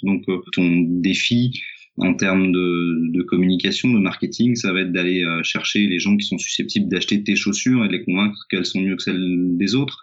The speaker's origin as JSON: {"language": "French", "town": "Auxerre", "region": "Bourgogne-Franche-Comté", "country": "France", "tie": "born or raised there", "also_born_or_lived": "Lyon / Nancy", "moved": "yes", "said": "j'ai grandi, j'ai à Auxerre"}